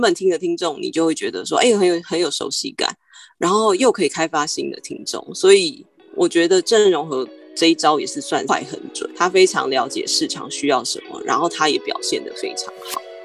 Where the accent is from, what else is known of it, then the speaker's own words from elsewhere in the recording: Taiwan; 我们台湾人